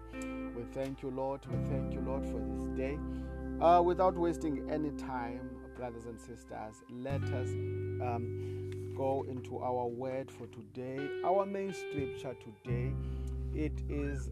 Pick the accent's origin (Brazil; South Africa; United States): South Africa; first language Xhosa; English is a second language; I am a Xhosa speaking guy from South Africa.